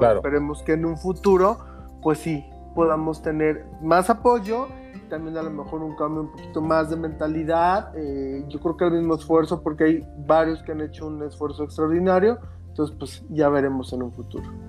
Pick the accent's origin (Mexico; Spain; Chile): Mexico; yo de niño siempre las veía en México